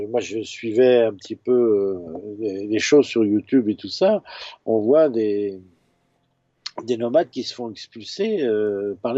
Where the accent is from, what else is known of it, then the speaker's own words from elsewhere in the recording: Brittany, France; comme il s'était dit que je venais de Bretagne, bah, tous les Bretons de saint priest passaient